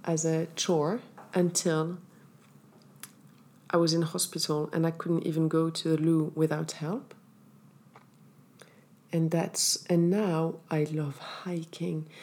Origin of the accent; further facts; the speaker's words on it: Morocco; I'm from Morocco. I grew up in Morocco, so we do the hammam once a week with the scrub